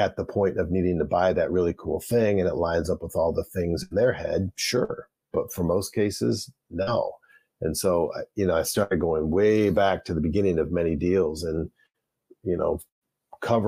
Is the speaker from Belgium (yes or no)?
no; Flint, Michigan, United States; growing up in the Flint, Michigan area